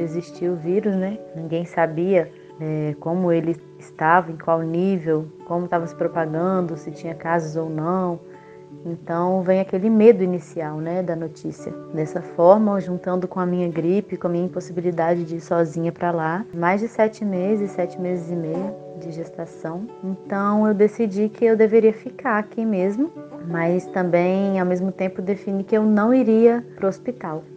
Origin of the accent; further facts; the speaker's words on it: Juiz de Fora, Minas Gerais, Brazil; now in Araras, Brazil; que é em Araras, interior de São Paulo, que eu moro atualmente, mas eu sou de Juiz de Fora.